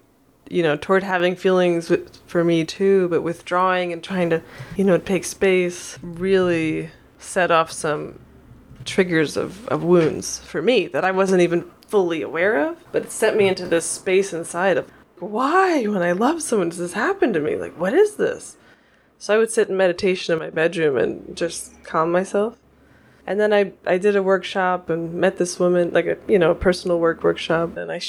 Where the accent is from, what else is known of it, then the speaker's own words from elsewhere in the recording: New York, United States; now in Oregon, United States; I'm not. I'm from New York.